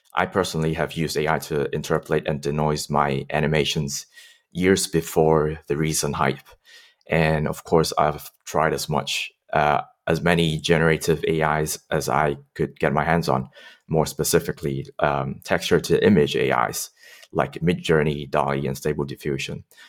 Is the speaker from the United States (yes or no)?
no; Hong Kong; I grew up in Hong Kong